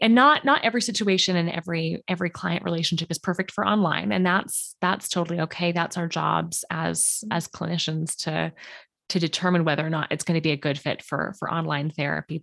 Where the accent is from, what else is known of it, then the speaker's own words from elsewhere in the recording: Canada; I'm a Canadian art therapist